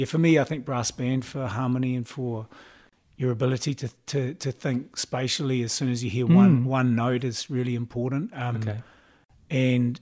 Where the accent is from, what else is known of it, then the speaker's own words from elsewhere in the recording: Auckland, New Zealand; I grew up in Mount Albert, okay, in Auckland